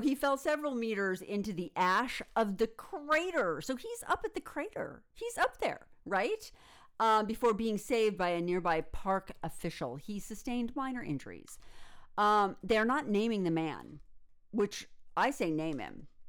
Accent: United States; in the United States, we hear about being the ugly American

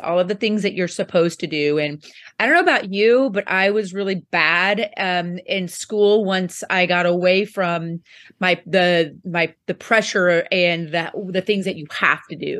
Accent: Poplar Bluff, Missouri, United States; I actually am from a small town, um, in southeast Missouri called Poplar Bluff

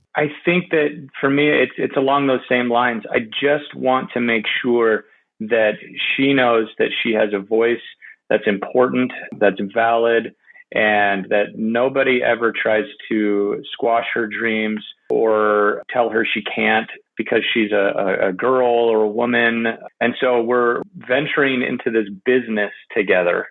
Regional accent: California, United States; I grew up in California, so I grew up going to Disneyland

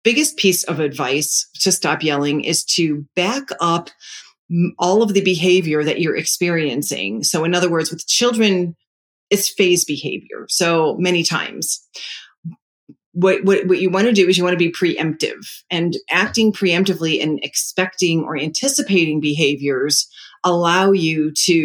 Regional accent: New York, United States; I'm Italian. I'm a New Yorker

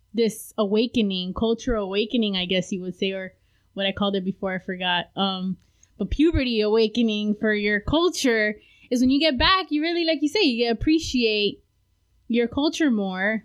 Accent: Hialeah, Florida, United States; first language Spanish; English is a second language; growing up, uh, I was my first language was Spanish. I was born in Hialeah, if you're familiar with South Florida

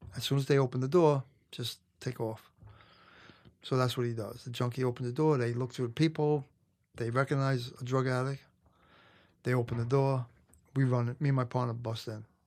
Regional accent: New York City, New York, United States; I grew up in Brooklyn, Canarsie, which was, had a lot of Italian mob guys.

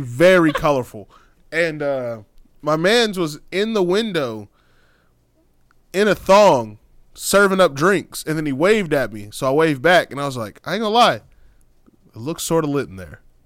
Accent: Texas, United States; I'm from Texas

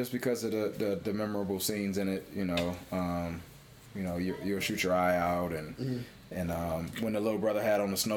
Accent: Cleveland, Ohio, United States; moved away as an adult; also born or lived in Pennsylvania / Atlanta; growing up in Cleveland and experiencing the snow

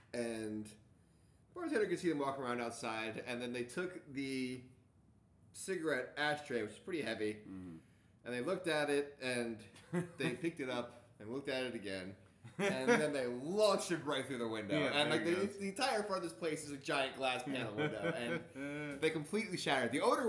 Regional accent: New Jersey, United States; now in Baltimore, United States; "I'm from New Jersey!"

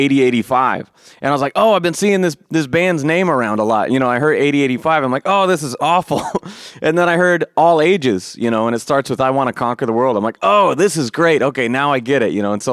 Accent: Eugene, Oregon, United States; I'm from Eugene, Oregon

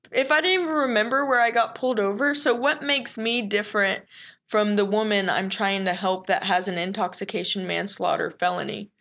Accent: The Colony, Texas, United States; born and raised in Texas, grew up in the colony

